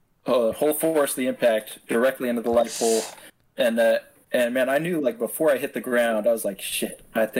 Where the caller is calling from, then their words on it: Seattle, Washington, United States; Seattle, Washington. And beautiful Northwest.